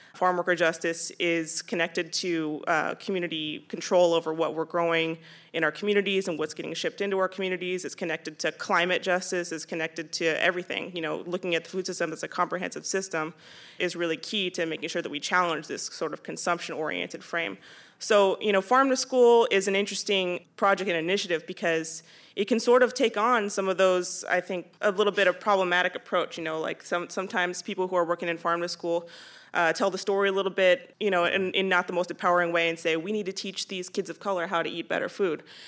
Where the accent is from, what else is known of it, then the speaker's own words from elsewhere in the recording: San Jose, California, United States; moved away as an adult; also born or lived in Austin, Texas; I'm originally from San Jose, um, and I moved to Austin, Texas to go to grad school.